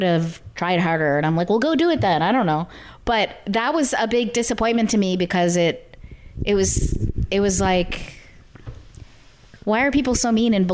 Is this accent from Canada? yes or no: yes; Canada; moved away as an adult; now in Los Angeles, United States; as a Canadian